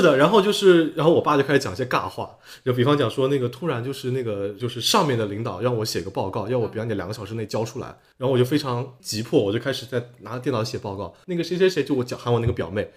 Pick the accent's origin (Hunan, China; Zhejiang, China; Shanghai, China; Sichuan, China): Zhejiang, China; Dongyang; now in Jiaxing, China; 因为我老家东阳嘛，金华东阳